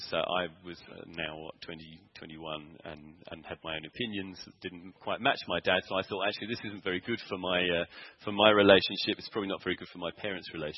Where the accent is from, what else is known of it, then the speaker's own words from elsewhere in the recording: Sevenoaks, South East England, United Kingdom; moved away as an adult; now in South Africa; I'd gone back to my hometown, which it was Sevenoaks in Kent